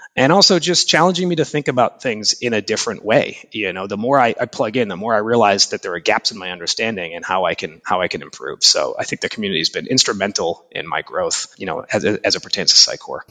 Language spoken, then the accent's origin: English; Boston, Massachusetts, United States; also born or lived in Japan; I've been living in, in and around Boston, Massachusetts most of my life, apart from a few years working in Japan as an English teacher and traveling